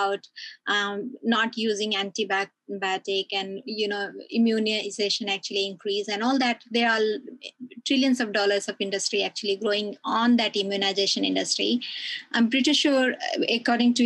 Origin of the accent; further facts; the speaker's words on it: Australia; as an Australian